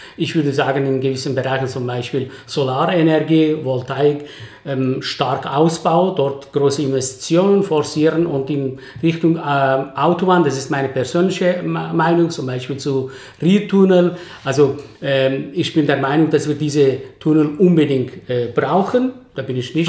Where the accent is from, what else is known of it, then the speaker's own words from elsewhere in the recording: Basel, Basel-Stadt, Switzerland; als Basler